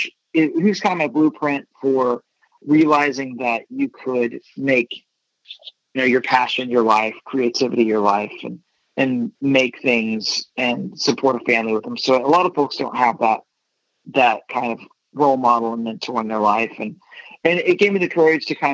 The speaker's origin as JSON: {"language": "English", "town": "Dublin", "region": "Texas", "country": "United States", "also_born_or_lived": "Fort Worth, Texas", "moved": "yes", "lives_now": "Los Angeles, United States", "said": "I'm from Dublin"}